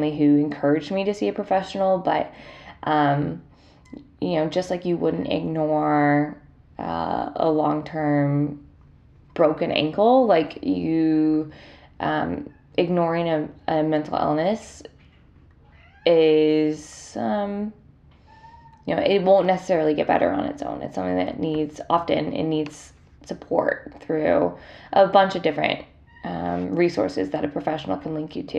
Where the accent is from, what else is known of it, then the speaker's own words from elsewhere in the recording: Columbus, Ohio, United States; moved away; I'm getting ready to go home to my hometown, Columbus, Ohio